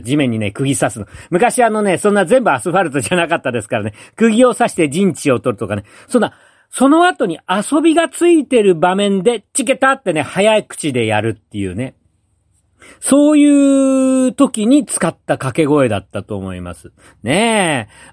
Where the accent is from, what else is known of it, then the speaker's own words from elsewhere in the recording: Tokyo, Japan; 私はあの、東京の山の手に生まれ育った、あ子供なんで